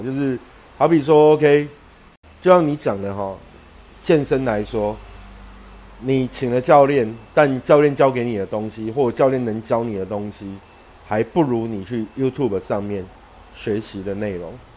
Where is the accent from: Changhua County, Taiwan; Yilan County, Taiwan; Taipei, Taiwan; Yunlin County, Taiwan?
Yunlin County, Taiwan; 我们老家云林